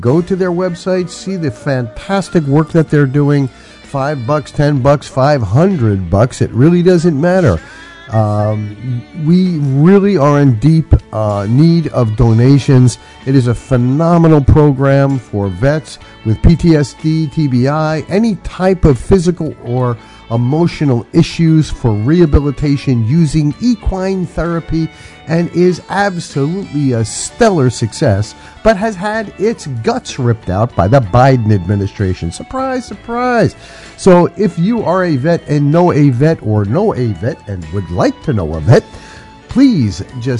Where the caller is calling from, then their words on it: Hilton Head, South Carolina, United States; So I am from Hilton Head, South Carolina, and the shadows of the New York City skyline.